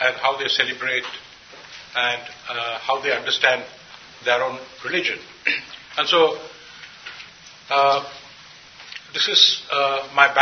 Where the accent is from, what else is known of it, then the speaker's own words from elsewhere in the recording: India; I come from India